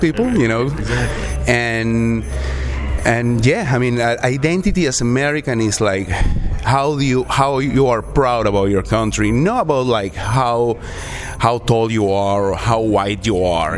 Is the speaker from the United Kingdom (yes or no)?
no; Peru; English is a second language; moved away as an adult; also born or lived in Virginia / Texas; now in Iowa, United States; I'm from Peru